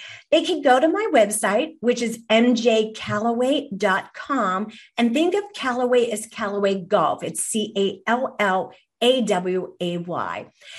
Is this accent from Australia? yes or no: no; Ireland; And I am Irish myself.